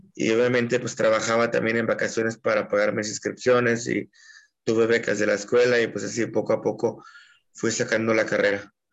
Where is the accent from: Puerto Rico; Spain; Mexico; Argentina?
Mexico; Puerto Vallarta, Jalisco; moved away as an adult; also born or lived in Aguascalientes; now in Guanajuato, Mexico; nací en la ciudad de Puerto Vallarta, en 1986